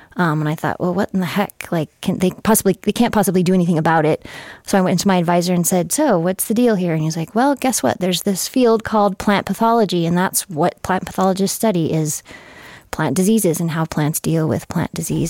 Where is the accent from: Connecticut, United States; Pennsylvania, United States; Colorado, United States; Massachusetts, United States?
Colorado, United States; Fort Collins; moved away as an adult; also born or lived in Grand Junction, Colorado; I was born in Grand Junction, but, um, grew up mainly in Fort Collins